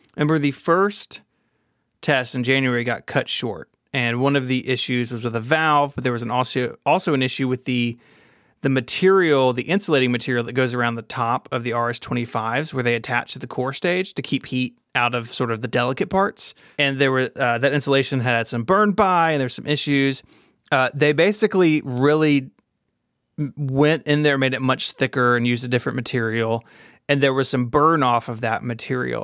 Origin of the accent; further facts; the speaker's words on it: the South, United States; I'm from the South.